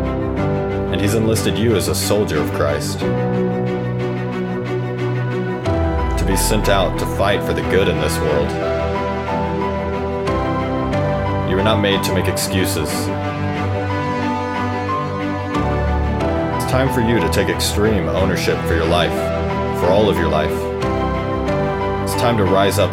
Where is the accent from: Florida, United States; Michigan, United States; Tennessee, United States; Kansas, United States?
Kansas, United States; Paola; also born or lived in Osawatomie, Kansas; I'm originally from Paola, Kansas, which is 45 minutes south of Kansas